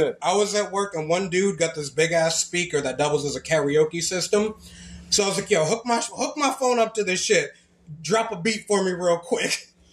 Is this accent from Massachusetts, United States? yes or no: yes; Lynn, Massachusetts, United States; now in Florida, United States; I grew up in Lynn, Massachusetts